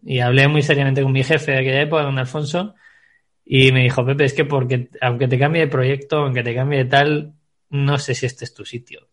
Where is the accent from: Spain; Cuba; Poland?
Spain; Segovia, Castile and León; soy un chico nacido en Segovia